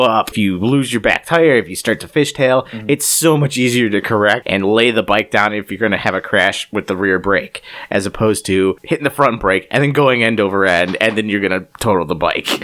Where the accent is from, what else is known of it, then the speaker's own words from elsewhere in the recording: Cleveland, Ohio, United States; We're from Cleveland